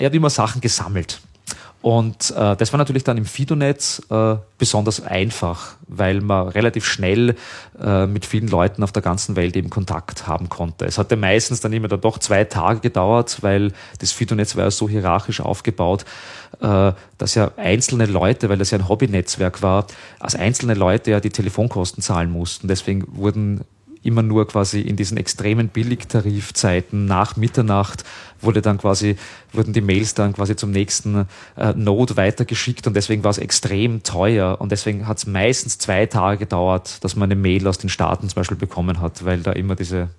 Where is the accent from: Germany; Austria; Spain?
Austria; 30 km from Vienna, Lower Austria; ich halt groß geworden bin, halt äh, da 30 Kilometer von Wien entfernt